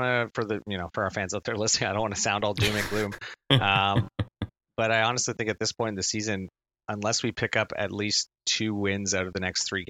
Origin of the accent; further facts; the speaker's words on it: East Coast, Atlantic Canada, Canada; moved away; also born or lived in Halifax; I grew up on the East Coast. I went to university in Halifax.